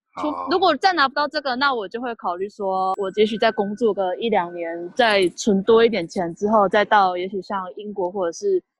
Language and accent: Chinese; Tainan, Taiwan; now in South Korea; 不是我讲话真的本来就有口音，很不台南人的口音。对，大学时候就被。就被常常被问你是台湾人吗？